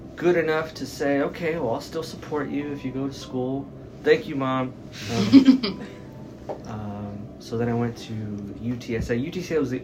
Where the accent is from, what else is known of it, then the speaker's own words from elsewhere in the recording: San Antonio, Texas, United States; I'm from San Antonio. I've lived there all my life. I grew up on the south side